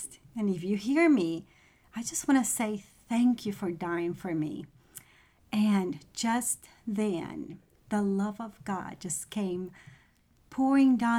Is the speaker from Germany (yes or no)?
no; Venezuela; now in Knoxville, United States; I am from Venezuela.